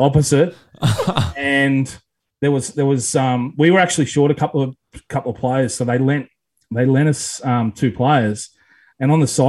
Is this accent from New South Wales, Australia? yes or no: yes; Parkes, New South Wales, Australia; that's my hometown